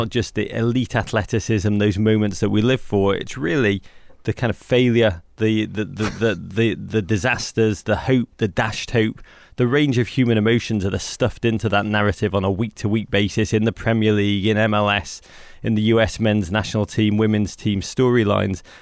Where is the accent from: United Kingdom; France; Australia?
United Kingdom; England; moved away; I'm from England